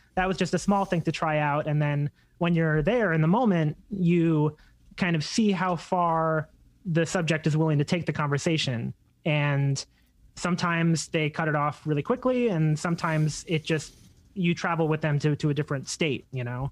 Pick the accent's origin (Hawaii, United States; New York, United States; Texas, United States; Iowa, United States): New York, United States; Long Island; I grew up mostly in Long Island